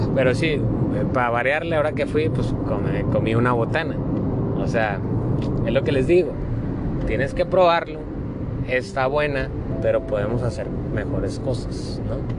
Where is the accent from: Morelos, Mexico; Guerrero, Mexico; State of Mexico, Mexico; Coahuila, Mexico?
Coahuila, Mexico; Monclova; moved away; Monclova tenemos varias atracciones